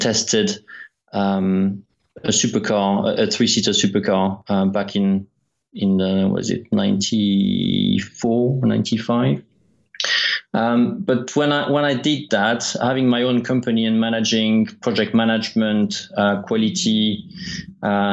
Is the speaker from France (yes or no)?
yes; France; moved away; also born or lived in Isle of Wight / Kent; being French, I worked for the Prost team